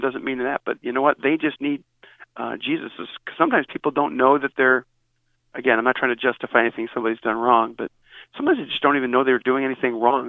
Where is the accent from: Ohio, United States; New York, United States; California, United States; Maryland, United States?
Ohio, United States; Northeast; I grew up in Northeast Ohio